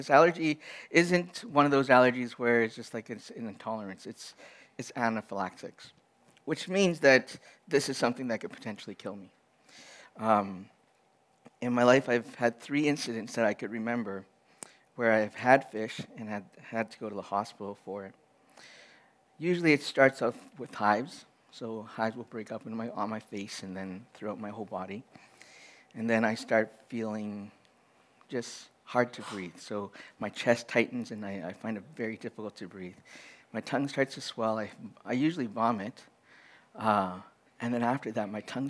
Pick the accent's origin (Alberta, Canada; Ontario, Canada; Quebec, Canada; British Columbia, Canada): Alberta, Canada; Edmonton; I grew up in Edmonton